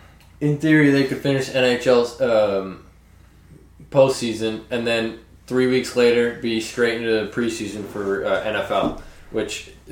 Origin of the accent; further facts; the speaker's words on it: United States; We're from America, man.